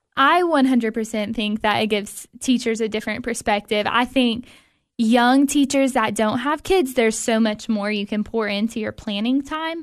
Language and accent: English; Cookeville, Tennessee, United States; I'm from Cookville originally. I grew up here